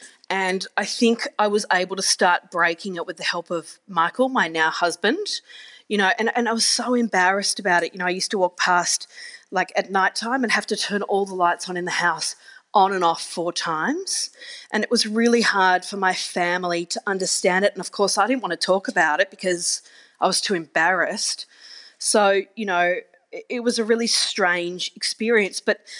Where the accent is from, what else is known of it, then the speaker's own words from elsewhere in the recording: Geelong, Victoria, Australia; you move overseas or I grew up in Geelong.